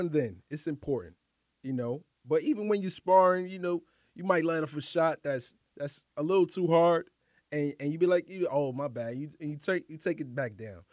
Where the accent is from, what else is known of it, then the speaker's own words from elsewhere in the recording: New York City, New York, United States; also born or lived in Harlem; grew up, born and raised in Highbridge